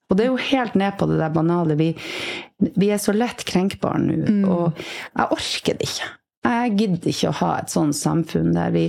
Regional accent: Bergen, Vestland, Norway; also born or lived in Tromsø; jeg vokste jo opp i Bergen og i Tromsø, så jeg har vokst opp i by.

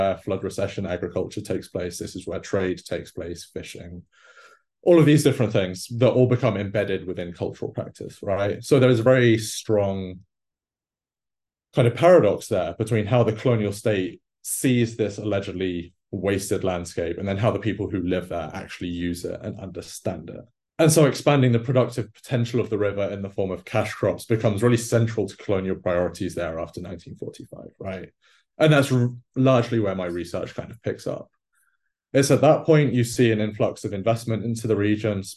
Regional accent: England, United Kingdom; moved away; growing up in England

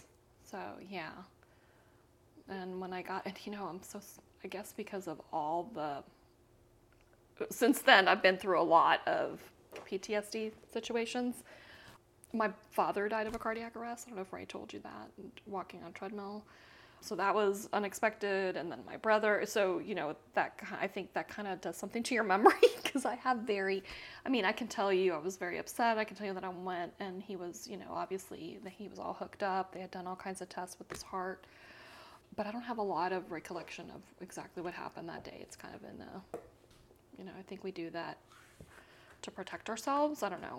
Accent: Panama; moved away as an adult; also born or lived in Costa Rica; now in United States; I was born and raised in Central America. I don't know if you know that. I'm half Costa Rican. I was born in Costa Rica, raised in Panama. I'm military brat.

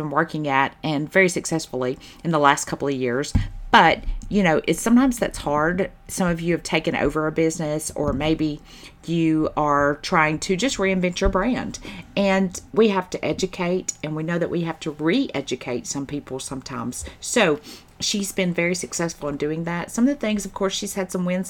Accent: the South, United States; I say y'all, and I say fix it, and I'm from the South

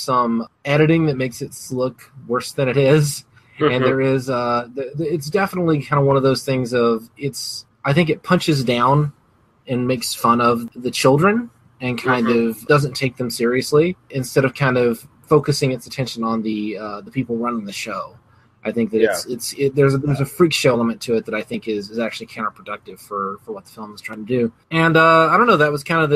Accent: the American South, United States; I grew up in the American South

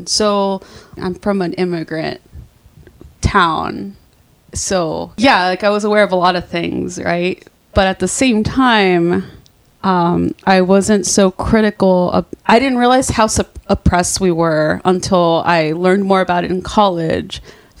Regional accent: Brownsville, Texas, United States; But yeah, no, I'm from Brownsville

